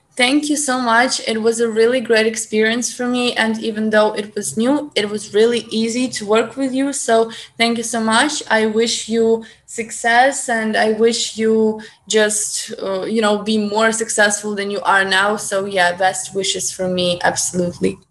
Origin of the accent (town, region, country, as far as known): Ukraine; accent: Ukrainian; English is a second language